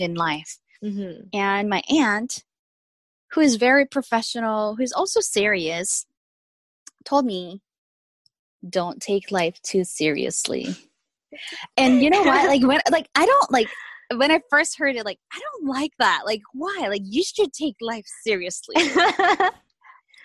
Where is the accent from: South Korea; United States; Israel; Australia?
South Korea; English is a second language; moved away; I was born and raised in South Korea